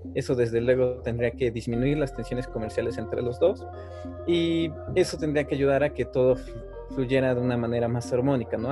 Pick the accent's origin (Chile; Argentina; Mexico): Mexico; como nosotros, como ciudadanos mexicanos